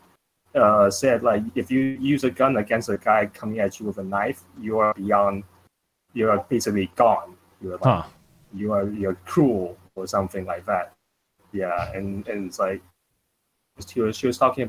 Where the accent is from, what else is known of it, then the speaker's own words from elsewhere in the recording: Taiwan; moved away; I'm from Taiwan originally.